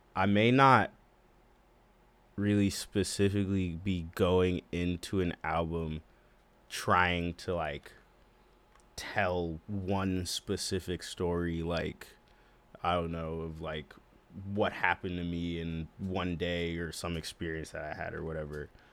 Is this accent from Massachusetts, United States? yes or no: yes; Boston, Massachusetts, United States; I'm from Boston, Massachusetts